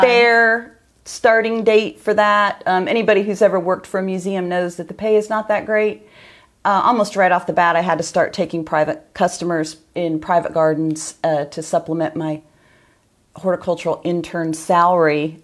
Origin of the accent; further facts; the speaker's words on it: Northern Ohio, United States; moved away; I'm from Northern Ohio